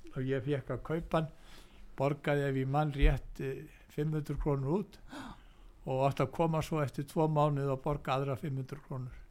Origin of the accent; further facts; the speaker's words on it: Reykjavík, Capital Region, Iceland; ég er fættur og uppalinn í Reykjavík